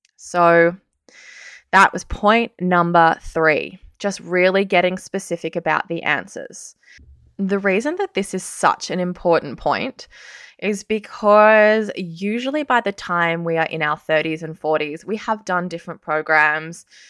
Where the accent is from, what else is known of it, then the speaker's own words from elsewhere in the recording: Sydney, New South Wales, Australia; moved away as an adult; also born or lived in Canberra; I'm actually from Sydney. I left Sydney for the first time when I was nineteen years old.